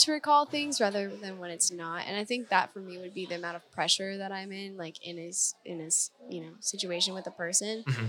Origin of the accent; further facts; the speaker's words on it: North Idaho, United States; moved away; I'm from Idaho. Mm-hmm. North Idaho.